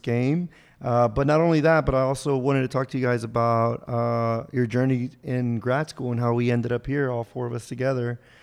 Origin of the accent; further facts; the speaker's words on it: Houston, Texas, United States; now in Austin, United States; I'm from Houston, so I grew up, uh, hating Dallas